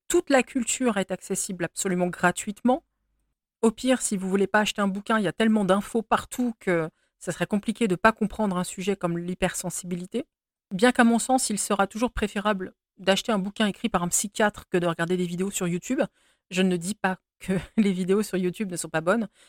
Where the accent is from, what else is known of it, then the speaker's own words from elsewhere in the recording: France; je suis française et que je vis ici